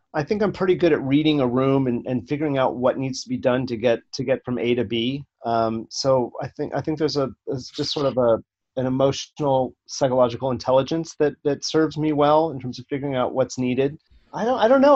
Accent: Los Angeles, California, United States; I grew up in the San Fernando Valley uh, of Los Angeles in Northridge, and uh, my formative years were there.

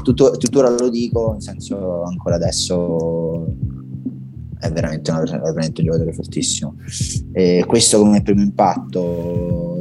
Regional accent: Rome, Lazio, Italy; da buon romano

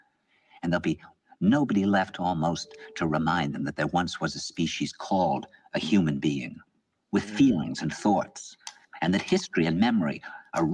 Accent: New York, United States; he said to me, where are you from? And I said, New York

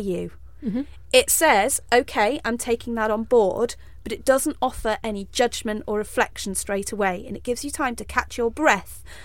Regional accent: United Kingdom; I'm very British

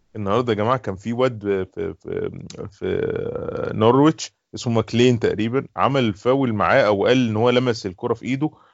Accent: Egypt; عندنا في مثلا في مصر

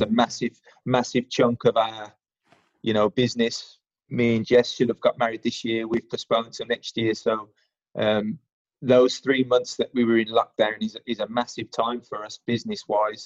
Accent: Birmingham, West Midlands, United Kingdom; moved away as an adult; now in London, United Kingdom; I'm an adopted Londoner um, after being in here, uh, being down here for about 12 years, uh, originally from Birmingham, if you can't already tell from my accent.

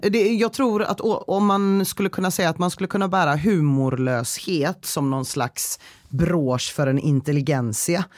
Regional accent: Gothenburg, Västra Götaland, Sweden

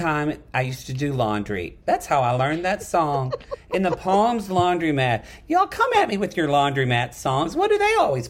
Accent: Lone Grove, United States; born or raised there

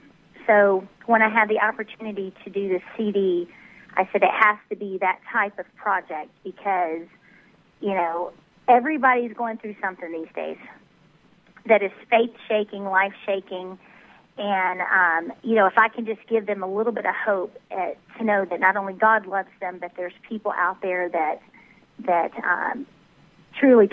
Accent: Tennessee, United States; born or raised there; also born or lived in Dallas area, Texas; now in Dallas, United States

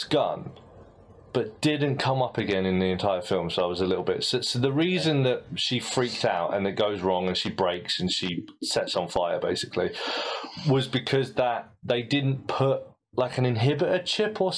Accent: United Kingdom; As a British ear

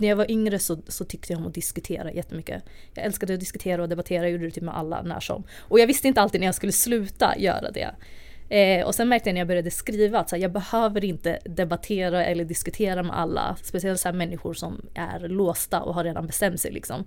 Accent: Stockholm, Stockholm County, Sweden; jag är uppvuxen i Tensta i Stockholm

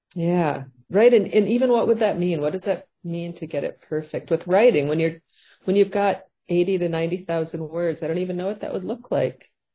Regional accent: Paynesville, Minnesota, United States; also born or lived in St. Cloud, Minnesota; my hometown where we moved after St. Cloud of Paynesville, Minnesota

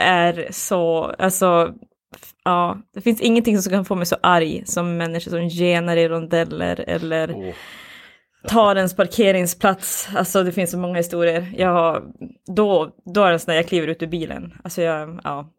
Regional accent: Boden, Norrbotten County, Sweden; now in Skellefteå, Sweden; Jag bor här, men jag är inte härifrån. Jag är från, eh, jag är från Boden, Luleå från början

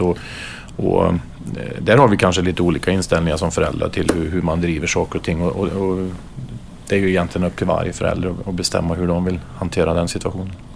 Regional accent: Karlstad, Värmland, Sweden; jag spelade upp till junioråldern hemma i Karlstad

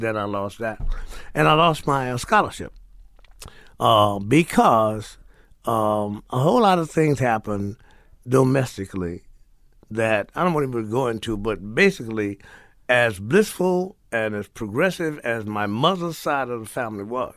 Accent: New Orleans, Louisiana, United States; moved away; also born or lived in Morgan City, Louisiana; born in New Orleans, raised in New Orleans in Morgan City, Louisiana

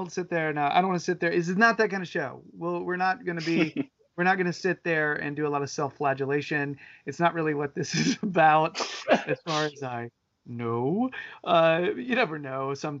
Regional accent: Winston-Salem, North Carolina, United States; So I am from Winston-Salem, North Carolina.

